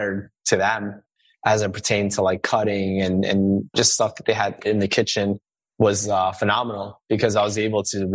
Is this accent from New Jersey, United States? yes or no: no; New York City, New York, United States; also born or lived in Suffern, New York / Manhattan, New York; we moved when I was one to Queens